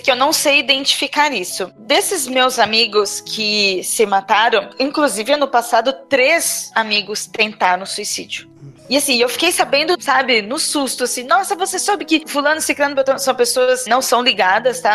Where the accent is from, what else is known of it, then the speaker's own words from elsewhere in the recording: Registro, São Paulo, Brazil; moved away; Lá no Vale do Ribeira, na cidade de Registro, onde eu nasci e minha mãe mora até hoje